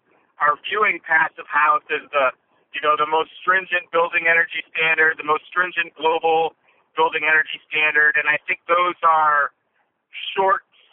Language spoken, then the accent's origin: English; United States; we're American